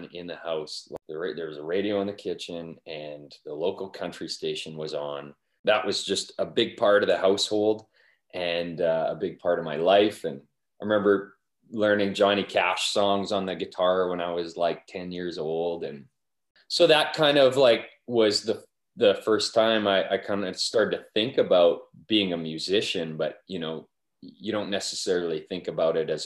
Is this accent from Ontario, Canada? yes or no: no; Wainwright, Alberta, Canada; moved away; my hometown, like Wainwright's been incredibly supportive of my music